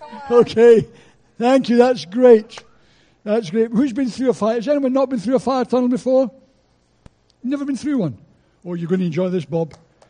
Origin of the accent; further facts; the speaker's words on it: Scotland, United Kingdom; Well, as a Scotsman, I had to say that.